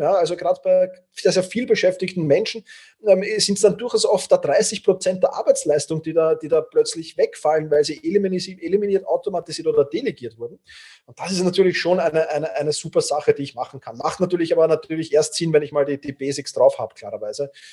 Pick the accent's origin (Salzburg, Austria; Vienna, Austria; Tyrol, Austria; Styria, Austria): Vienna, Austria; ich bin halt doch Wiener und die Wiener sind manchmal Grantler